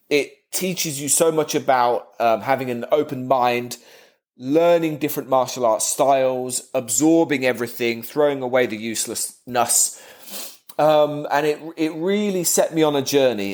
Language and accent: English; Kettering, East Midlands, United Kingdom; my hometown, which is not a very big town